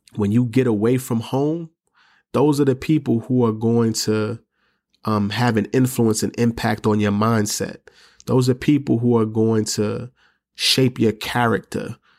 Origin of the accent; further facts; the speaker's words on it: New York City, New York, United States; I'm from New York City, I'm from the Bronx, grew up in the projects